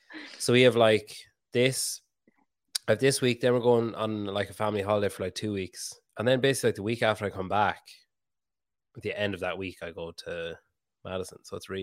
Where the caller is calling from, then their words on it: Ireland; I'm talking from Ireland. So that makes two of us.